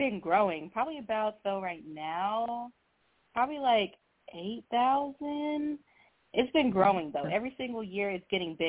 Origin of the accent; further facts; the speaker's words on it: Houston, Texas, United States; also born or lived in Beaumont, Texas / New Mexico; So I was actually born in Beaumont, but then I lived in Houston, like, when I was a kid. And then I moved to New Mexico for, like, 8 years